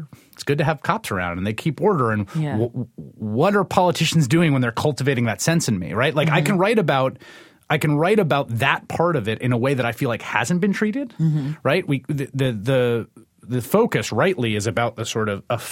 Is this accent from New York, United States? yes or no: yes; New York City, New York, United States; I grew up in this city, in New York City. I grew up in the Bronx